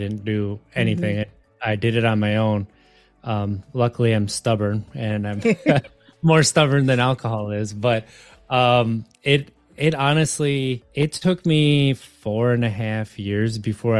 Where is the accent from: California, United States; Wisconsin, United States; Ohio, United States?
Wisconsin, United States; moved away; I grew up in Wisconsin.